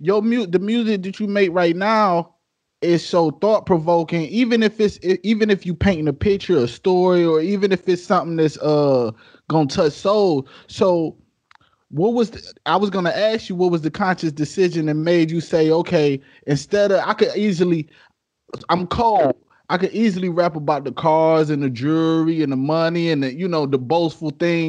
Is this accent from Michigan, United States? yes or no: yes; Detroit, Michigan, United States; Especially growing up in Detroit where, you know what I'm saying? We know where we grew up where, you know, we see the good, but then we see what's on the other side too.